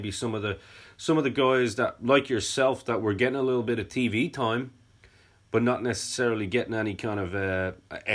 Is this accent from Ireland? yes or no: yes; Ireland; being Irish as well